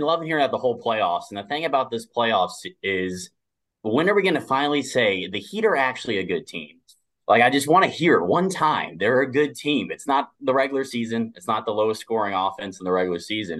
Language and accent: English; South Florida, United States; I'm from South Florida. I'm living in West Palm right now